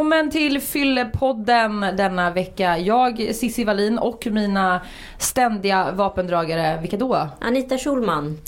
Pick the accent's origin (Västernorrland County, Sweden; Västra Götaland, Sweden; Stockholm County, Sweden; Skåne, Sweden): Västra Götaland, Sweden; Uddevalla; där jag kommer från, småstad Uddevalla.